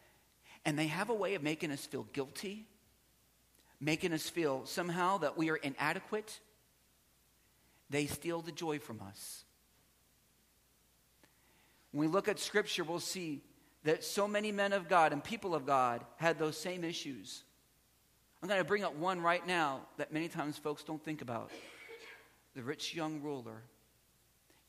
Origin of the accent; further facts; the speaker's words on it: South Central Pennsylvania, United States; I was raised in South Central Pennsylvania.